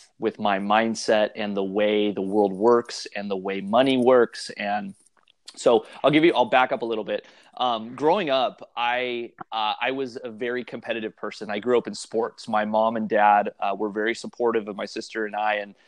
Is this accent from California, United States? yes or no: yes; Santa Maria, California, United States; also born or lived in Shell Beach, California; I'm from the Central Coast of California. I live in a small community called Shell Beach. Lived here for almost a couple of years now. And grew up down the road, a small town by the name of Santa Maria